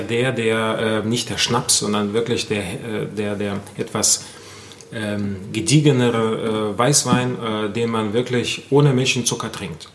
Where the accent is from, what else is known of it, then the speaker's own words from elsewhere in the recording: Germany; wir sind ja als Deutschland oder als Deutsche